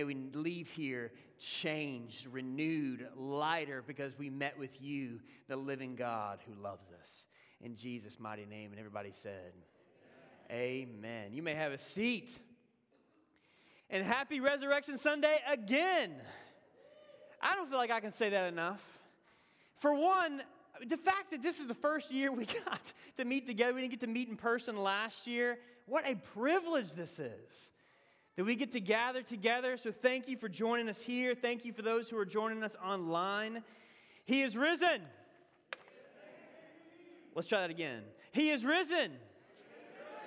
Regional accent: the South, United States; accent: southern; moved away as an adult; now in Boston, United States; my southern accent

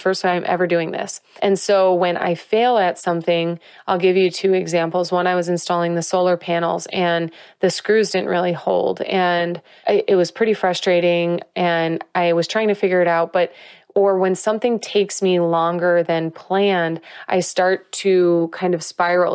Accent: Whiting, Indiana, United States; moved away; growing up in Whiting, Indiana, I'm so proud and love my hometown and love my people

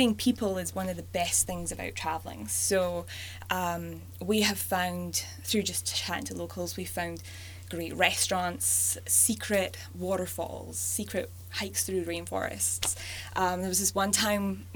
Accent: Scotland, United Kingdom; moved away as an adult; also born or lived in Glasgow, Scotland / Alberta, Canada; now in Canada; I was born and brought up in Scotland, so I have a bit of an accent.

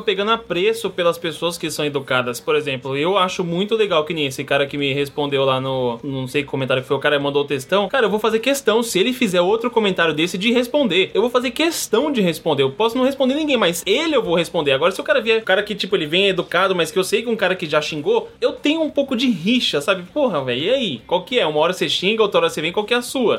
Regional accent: São Paulo, Brazil; Eu, como paulista

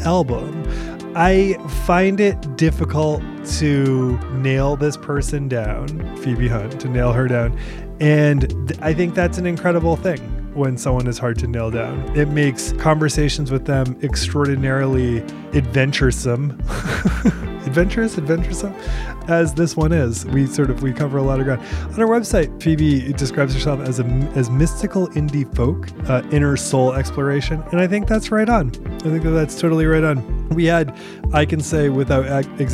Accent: Portland, Maine, United States; moved away as an adult; also born or lived in Brooklyn; now in Nashville, United States; I am from Portland, Maine. Mm-hmm. And that is where I lived for a super long time on and off for years.

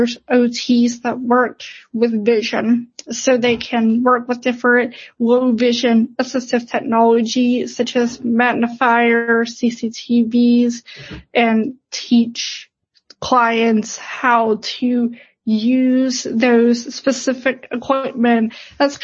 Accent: Pittsburgh, Pennsylvania, United States; I'm from Pittsburgh originally, so I am an hour away from home.

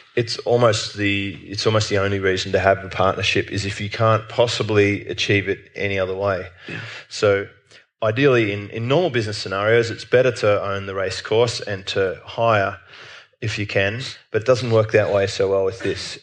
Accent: Australia; as an Australian

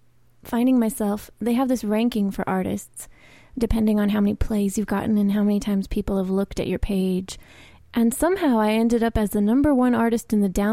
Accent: Huntington Beach, California, United States; also born or lived in Santa Barbara; I grew up in Huntington Beach. My parents still live there.

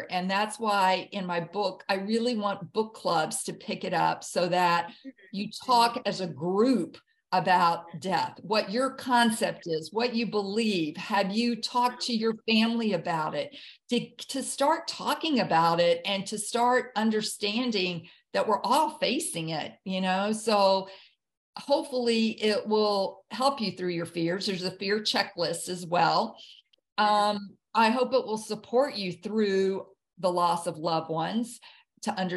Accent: the South, United States; I grew up in the South and it was soul food and it was soul music.

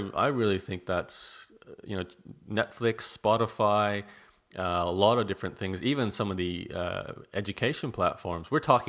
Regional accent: Canada; now in Australia; I'm Canadian, sorry.

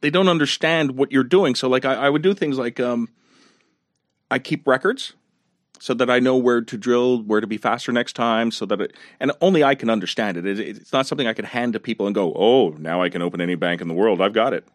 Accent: Montreal, Quebec, Canada; I grew up in La Salle, right next to Verdun

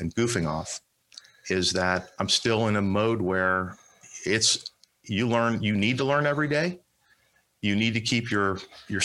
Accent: Miami, Florida, United States; moved away as an adult; also born or lived in Palm Beach County, Florida / Washington, D.C.; I'm from Miami. I was born on Miami Beach, but grew up in Miami

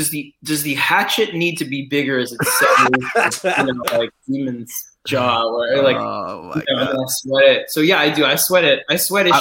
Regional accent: New York City, New York, United States; when I was growing up in New York City

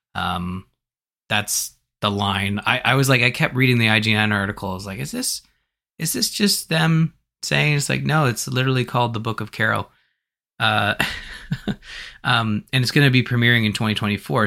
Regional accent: Canada; as a Canadian

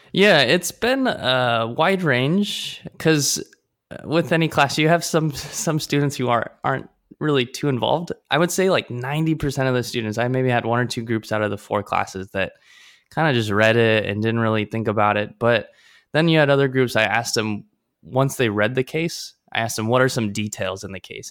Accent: Omaha, Nebraska, United States; now in Taipei, Taiwan; I'm from Omaha, Nebraska

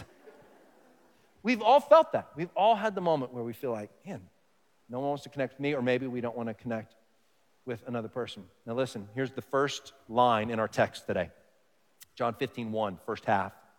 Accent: Dallas, Texas, United States; moved away; I grew up in Texas, I say y'all, I say fixin' to, these kinds of things, but maybe the most stereotypical thing, now, I grew up in a big city, Dallas, Fort Worth

